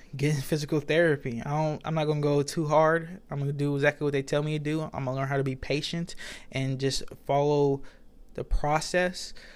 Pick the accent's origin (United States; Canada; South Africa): United States; I'm American and I don't even know English